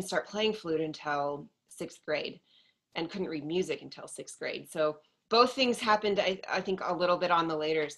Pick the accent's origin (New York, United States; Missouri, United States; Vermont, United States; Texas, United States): Texas, United States; I grew up in Texas